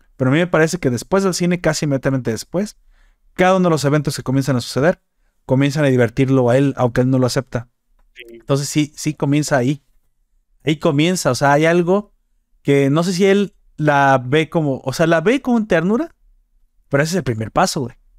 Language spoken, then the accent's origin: Spanish; Mexico